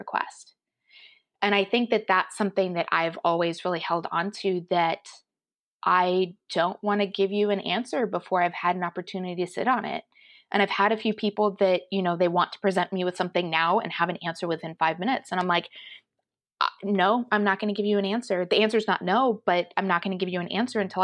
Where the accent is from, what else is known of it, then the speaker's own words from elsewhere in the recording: Colorado, United States; Growing up in Colorado, we had a fair amount of Native American culture in the general area